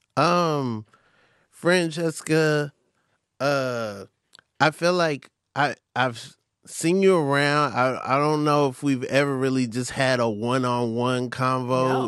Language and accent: English; Atlanta, Georgia, United States; also born or lived in Lake Mary, Florida; I'm from Atlanta